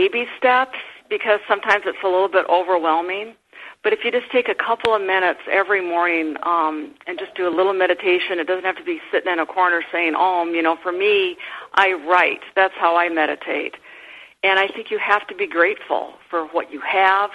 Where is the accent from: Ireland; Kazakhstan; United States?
United States; Midwest; I grew up in the Midwest